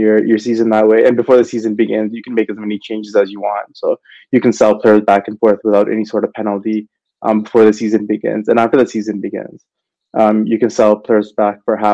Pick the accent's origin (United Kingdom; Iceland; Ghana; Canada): Canada; I'm from Canada myself